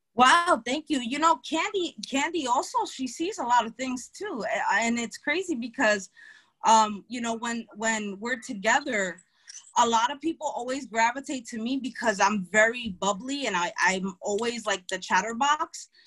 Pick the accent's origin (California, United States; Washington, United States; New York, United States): New York, United States; New York City; I'm from Brooklyn